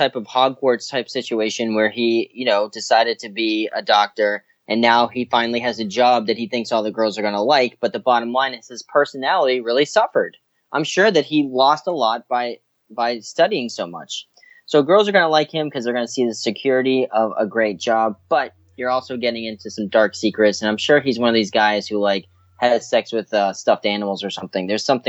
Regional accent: Boston, Massachusetts, United States; I grew up in Boston, Massachusetts, and that's where I started doing entertainment type things.

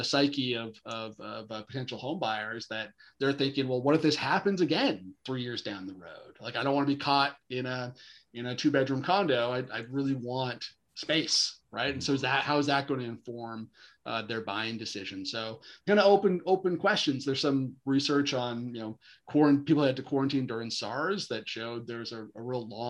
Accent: Chilliwack, British Columbia, Canada; Yeah, that's actually my hometown. So I grew up in Chilliwack.

